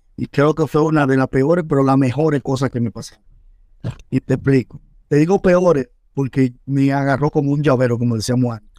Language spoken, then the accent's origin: Spanish; Santo Domingo Este, Distrito Nacional, Dominican Republic; moved away; nací en Villa Duarte, calle 1, número 43 de la Francia, Villa Duarte